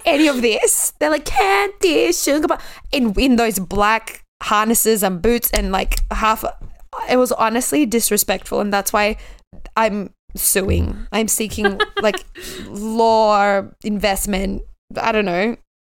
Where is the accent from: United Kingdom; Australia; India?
Australia; my home country